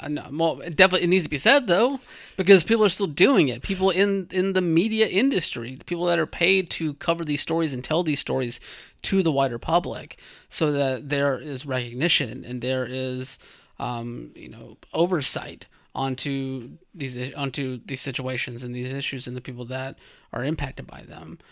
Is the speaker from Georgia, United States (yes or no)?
yes; rural Georgia, United States; I'm from Bumfuck, Georgia